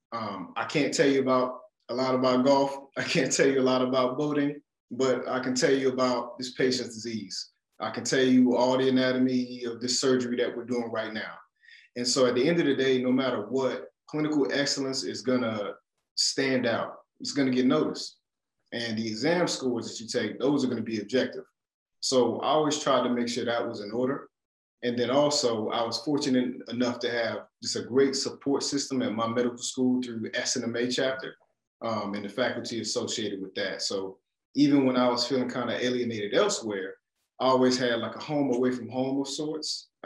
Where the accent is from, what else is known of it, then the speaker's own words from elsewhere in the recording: Raleigh, North Carolina, United States; moved away as an adult; I'm from Raleigh, North Carolina, born and raised in North Carolina.